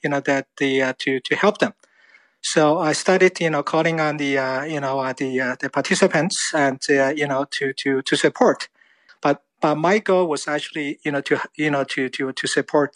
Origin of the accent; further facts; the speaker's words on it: Wuhan, Hubei, China; now in Canada; I came from Wuhan